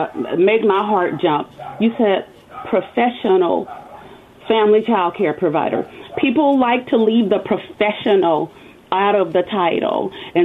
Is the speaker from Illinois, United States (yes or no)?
no; Louisiana, United States; also born or lived in Kentucky; now in California, United States; So I am originally from Louisiana. I am a military brat. So I have traveled to different countries, different states. And the last state before I came to California was Kentucky.